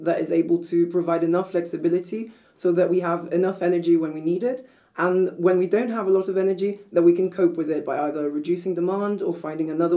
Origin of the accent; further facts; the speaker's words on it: Brazil; moved away as an adult; also born or lived in Copenhagen, Denmark; now in Denmark; I'm originally from Brazil, so I did a bachelor's at the University of Sao Paulo